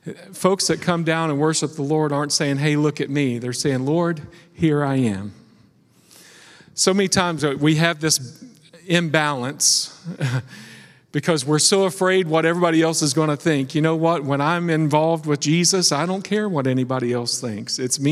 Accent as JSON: {"language": "English", "region": "West Virginia", "country": "United States", "tie": "born or raised there", "said": "I was raised in West Virginia, and they had this saying"}